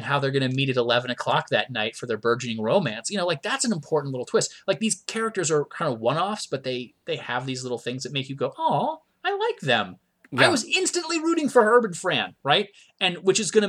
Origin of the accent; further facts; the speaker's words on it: Myrtle Beach, South Carolina, United States; I grew up in Myrtle Beach, South Carolina.